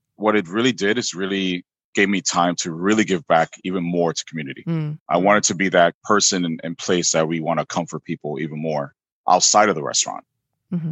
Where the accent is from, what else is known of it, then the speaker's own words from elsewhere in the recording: New York, United States; moved away as an adult; also born or lived in San Francisco Bay Area, California; now in Oakland, United States; born and raised, Washington Heights